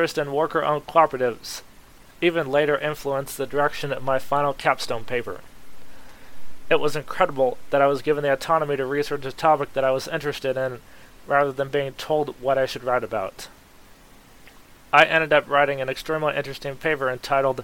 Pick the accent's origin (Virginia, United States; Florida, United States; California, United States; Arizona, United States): Arizona, United States; Peoria; moved away; I'm originally from Peoria, Arizona